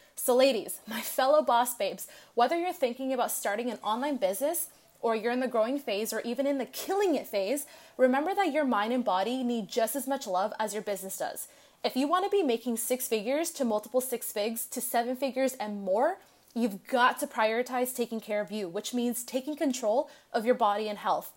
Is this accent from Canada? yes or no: yes; Canada; now in Los Angeles, United States; I'm originally from Canada, but I'm currently living in L